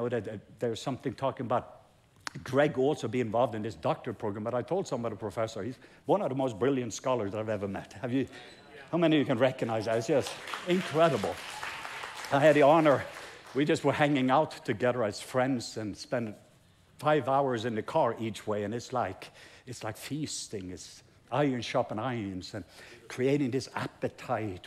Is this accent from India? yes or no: no; Norway; English is a second language; I'm Norwegian, English is my second language